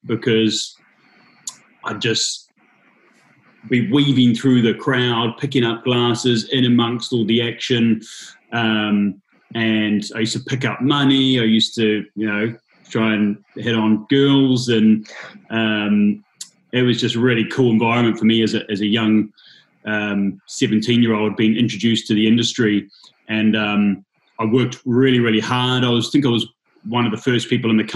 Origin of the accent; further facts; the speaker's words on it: Tauranga, Bay of Plenty, New Zealand; moved away as an adult; my hometown of Tauranga.